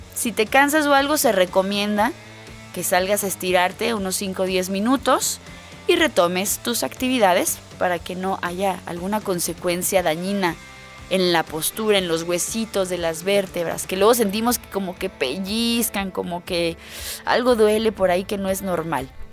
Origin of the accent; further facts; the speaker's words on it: Mexico; a los mexicanos, miren, a la tierra que vayamos nos adaptamos